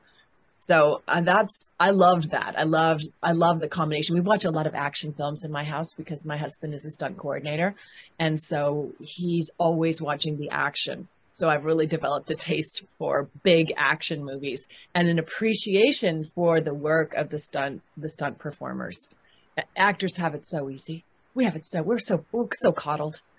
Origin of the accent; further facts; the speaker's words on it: Canada; moved away; I am from Canada originally. I'm born in Canada